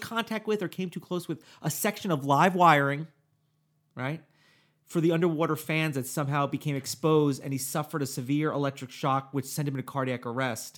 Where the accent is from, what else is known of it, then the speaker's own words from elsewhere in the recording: New Jersey, United States; moved away; my home state of New Jersey